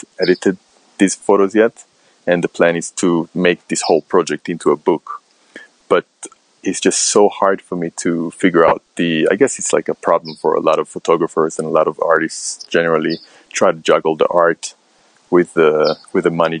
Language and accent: English; Israel; moved away as an adult; now in London, United Kingdom; I'm originally from Israel and I moved to London in 2008.